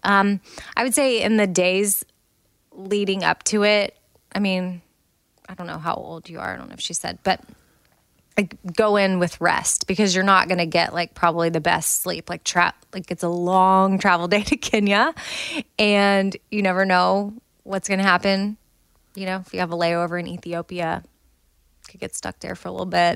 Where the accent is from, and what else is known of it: United States